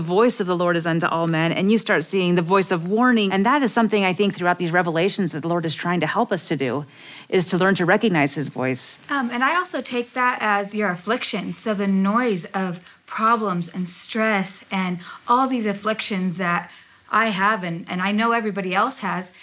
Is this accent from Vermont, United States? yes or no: no; Ohio, United States; I grew up in Ohio